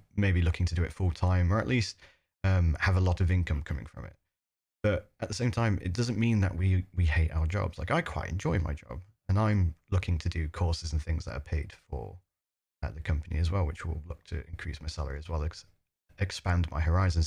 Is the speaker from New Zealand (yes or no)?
no; United Kingdom; as a British person who's used to free healthcare